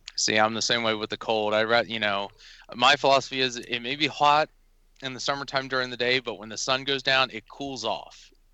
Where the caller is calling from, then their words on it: Hershey, Pennsylvania, United States; I'm calling in from uh, right outside of Hershey, PA